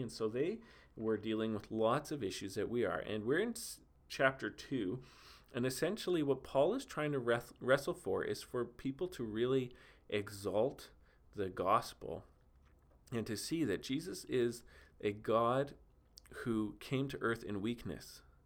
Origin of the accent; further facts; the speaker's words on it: Steinbach, Manitoba, Canada; here in my hometown of Steinbach